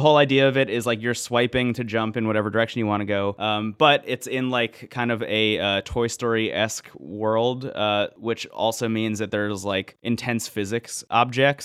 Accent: New Jersey, United States; I say New Jersey

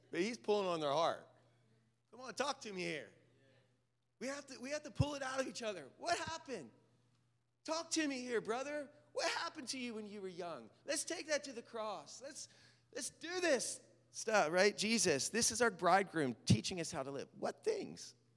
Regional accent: Lancaster County, Pennsylvania, United States; When I grew up in Pennsylvania in Lancaster County

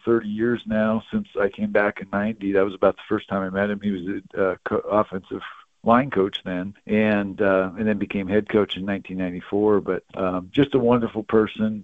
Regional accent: Yakima, Washington, United States; when I was growing up in Yakima

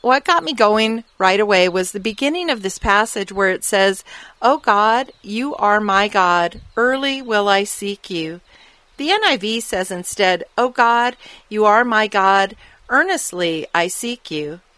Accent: Arizona, United States; I grew up living in the Arizona desert

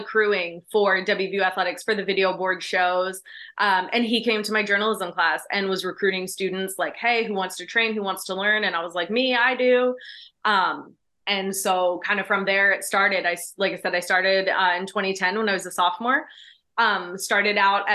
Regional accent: D.C., District of Columbia, United States; I grew up outside Washington, D.C.

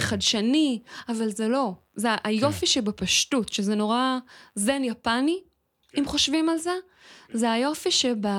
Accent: Israel; אני ילידת הארץ

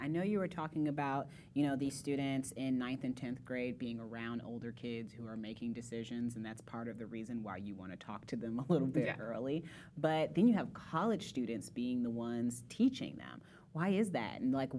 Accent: Indiana, United States; moved away; But I'm from Indiana, right? I grew up in Indiana

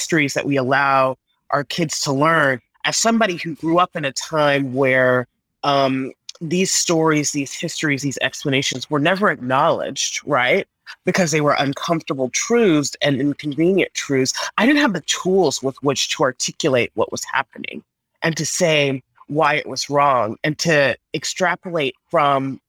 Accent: Texas, United States; growing up in Texas

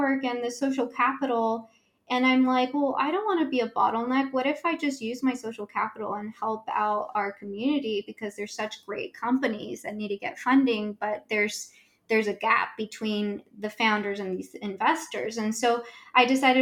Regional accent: Los Angeles, California, United States; growing up in South Central

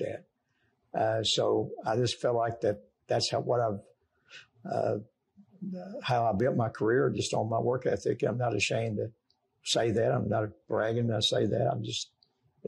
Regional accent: Danville, Kentucky, United States; we grew up in Danville and basically Boyle County.

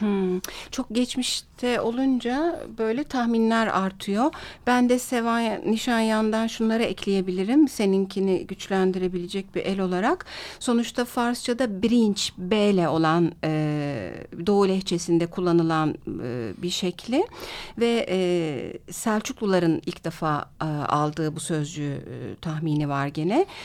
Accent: Turkey; Bir Türk olarak

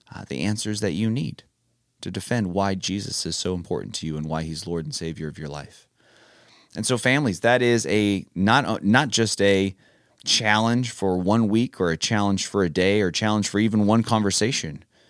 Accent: California, United States; I am from California

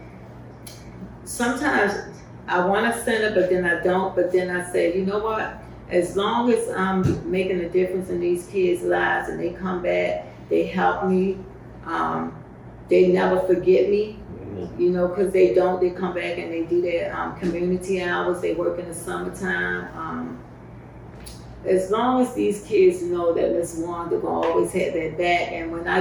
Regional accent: Baltimore, Maryland, United States; I was born and raised in Baltimore

